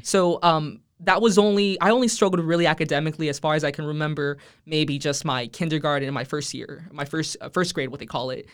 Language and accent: English; Edinburg, Texas, United States; first language Spanish; English is a second language; I'm, I'm originally from the Rio Grande Valley